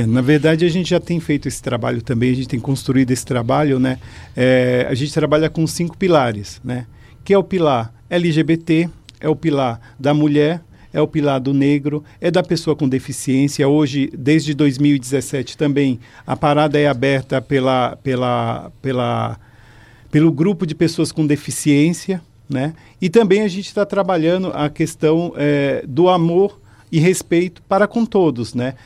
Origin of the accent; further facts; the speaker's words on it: São Paulo, Brazil; Eu sou da periferia né, de São Paulo